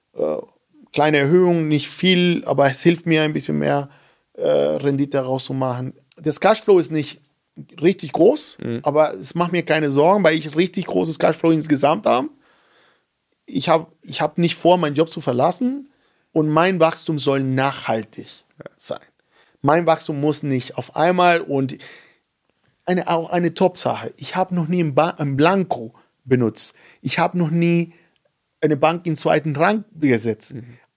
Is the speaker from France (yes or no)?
no; Venezuela; German is a second language; now in Germany; seit eineinhalb Jahren bin ich Deutscher. Ich wollte erstmal nicht aufhören, Venezolaner zu sein.